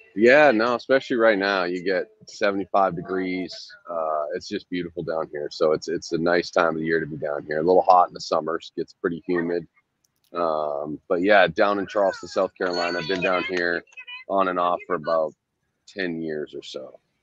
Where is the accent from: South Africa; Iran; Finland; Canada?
Canada; Western Canada; moved away as an adult; also born or lived in Maine / Italy / Scotland; I grew up in Western Canada, so like any Canadian, grew up playing hockey